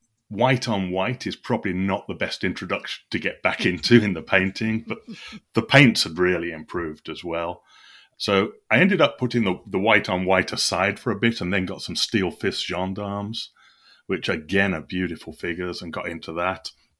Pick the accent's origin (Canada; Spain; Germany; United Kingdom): United Kingdom; Birmingham, West Midlands; I grew up in Birmingham, England, near a place called Solihull.